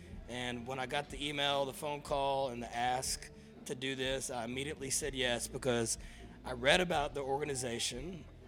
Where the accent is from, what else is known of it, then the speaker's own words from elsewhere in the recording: Cleburne, Texas, United States; now in New Braunfels, United States; I obviously marched in my hometown of Cleburne, Texas, in their parades many years. Been involved with the parade in New Braunfels, Texas, where we live now.